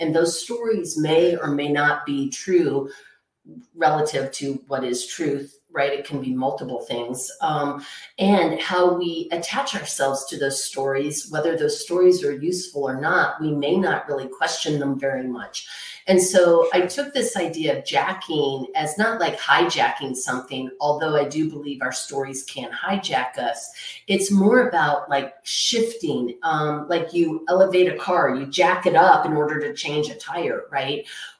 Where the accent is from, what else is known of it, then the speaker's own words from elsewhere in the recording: Texas, United States; I grew up in Texas. So like maybe cowboys don't cry, right?